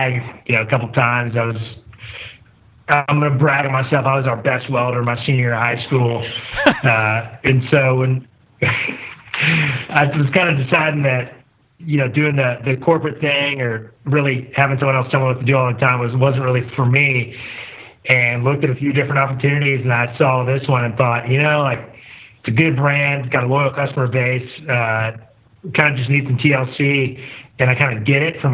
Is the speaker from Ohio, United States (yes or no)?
no; Bellville, Texas, United States; originally grew up in a small town outside of Houston called Belleville